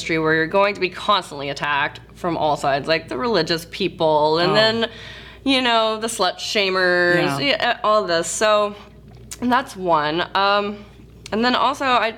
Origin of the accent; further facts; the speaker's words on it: North Carolina, United States; growing up in North Carolina